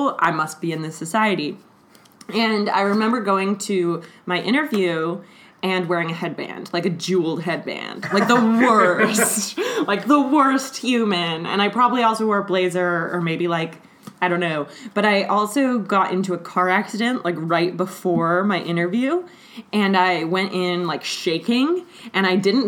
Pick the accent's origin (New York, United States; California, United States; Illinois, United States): California, United States; Los Angeles; I'm from Los Angeles